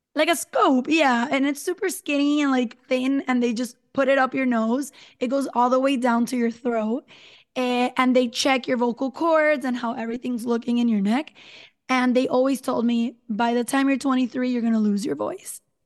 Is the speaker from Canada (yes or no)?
no; San Juan, Puerto Rico; now in Dorado, Puerto Rico; I'm from San Juan, Puerto Rico, currently live in Dorado, which is a little beach town in the north